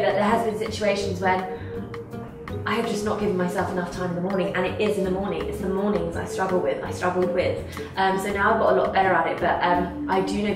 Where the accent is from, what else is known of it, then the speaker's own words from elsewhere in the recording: United Kingdom; I'm British